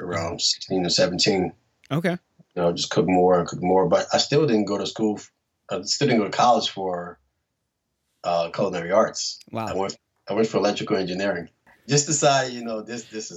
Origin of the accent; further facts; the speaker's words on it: New Orleans, Louisiana, United States; I'm from New Orleans